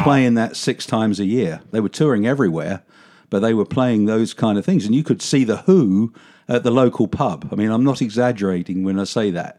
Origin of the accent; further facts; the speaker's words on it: London, United Kingdom; moved away as an adult; now in Fort Worth, United States; I did grow up in, um, a, an area of South London